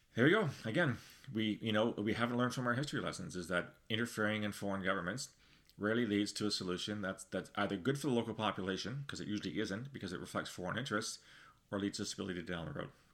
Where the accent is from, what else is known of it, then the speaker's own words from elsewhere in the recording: Canada; speaking as a Canadian